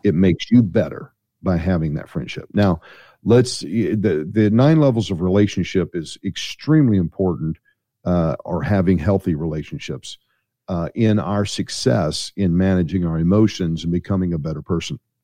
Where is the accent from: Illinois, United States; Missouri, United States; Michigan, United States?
Missouri, United States; St. Louis; I'm from Saint Louis, Missouri